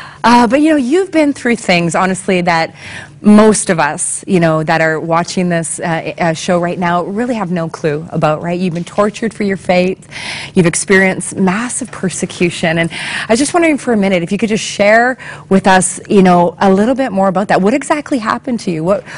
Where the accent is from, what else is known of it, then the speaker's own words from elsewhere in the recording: Canada; So are you feeling good about being Canadian right about now? I know I love being Canadian.